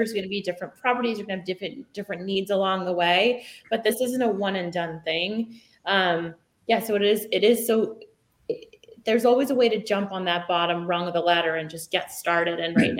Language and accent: English; Kingston, Massachusetts, United States; also born or lived in Hingham, Massachusetts; I've been here about 12 years now. I'm originally a South Shore girl. I grew up in Kingston, Massachusetts, and I lived in a few other towns on the South Shore as well.